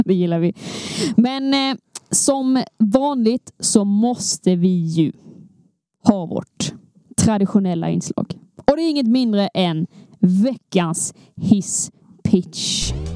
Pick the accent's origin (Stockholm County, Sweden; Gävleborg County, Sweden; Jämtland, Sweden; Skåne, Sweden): Skåne, Sweden; vi är två skåningar